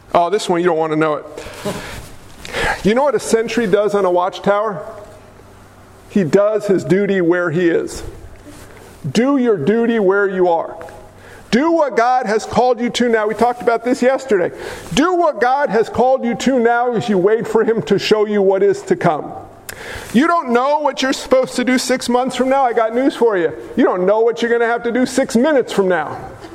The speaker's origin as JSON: {"language": "English", "region": "New York", "country": "United States", "said": "I'm a New Yorker"}